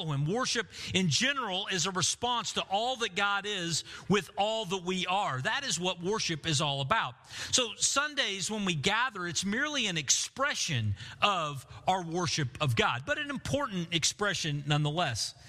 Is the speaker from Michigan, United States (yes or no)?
no; Bartlesville, Oklahoma, United States; the room that I grew up in Bartlesville, my middle school room